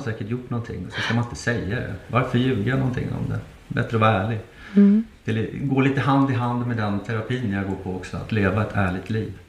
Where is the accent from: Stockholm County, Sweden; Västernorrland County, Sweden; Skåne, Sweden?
Stockholm County, Sweden; Nacka; i Nacka där, där jag är uppvuxen